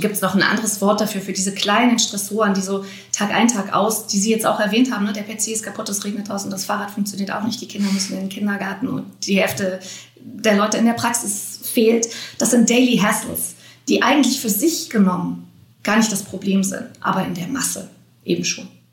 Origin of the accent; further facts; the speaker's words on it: Germany; hier bei uns in Deutschland